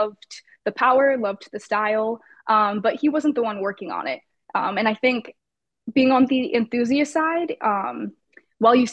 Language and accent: English; Los Angeles, California, United States; I'm born and raised in Los Angeles